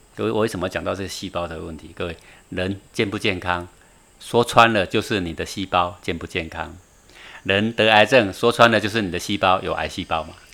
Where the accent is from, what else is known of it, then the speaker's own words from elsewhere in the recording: Taiwan; moved away; 在中岭山，我从小出生在这里啊， 然后慢慢长大的时候就搬出去